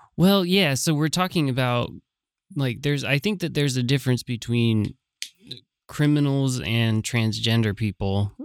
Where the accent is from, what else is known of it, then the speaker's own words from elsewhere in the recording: San Francisco, California, United States; I was from San Francisco